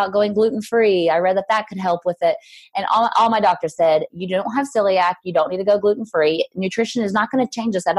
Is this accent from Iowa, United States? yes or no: no; Southern Illinois, United States; moved away as an adult; also born or lived in Mississippi; now in Franklin, United States; I'm from Southern Illinois, small town girl, lived out in the country